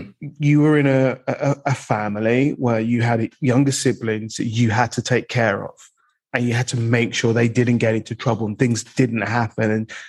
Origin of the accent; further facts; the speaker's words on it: London, United Kingdom; I'm male, I'm black, I'm from the East End, but I don't sound like I'm from the East End.